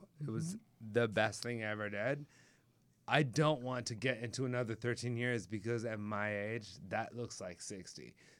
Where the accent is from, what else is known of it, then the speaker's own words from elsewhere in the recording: Anaheim, California, United States; also born or lived in Laguna Beach, California; I grew up in Anaheim. Okay. My parents moved there from Puerto Rico. Or no, from New York, but Puerto Rico.